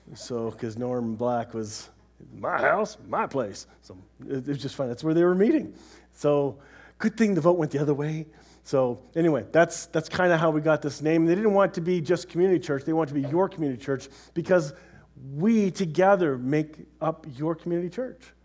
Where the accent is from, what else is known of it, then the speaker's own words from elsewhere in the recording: Canada; we're Canadian